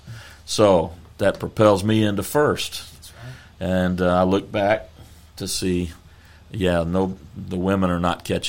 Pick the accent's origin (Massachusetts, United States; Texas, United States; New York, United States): Texas, United States; we're from Texas